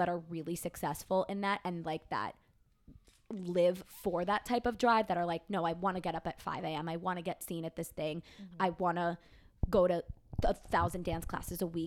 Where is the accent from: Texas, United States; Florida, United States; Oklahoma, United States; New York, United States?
New York, United States; Long Island; I'm from Long Island, New York